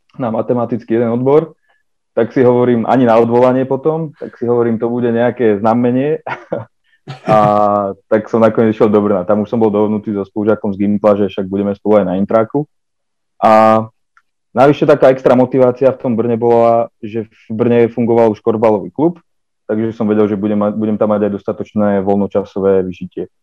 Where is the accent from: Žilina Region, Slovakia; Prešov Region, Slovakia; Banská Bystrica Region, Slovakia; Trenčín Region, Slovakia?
Trenčín Region, Slovakia; Prievidza; som, som z Previde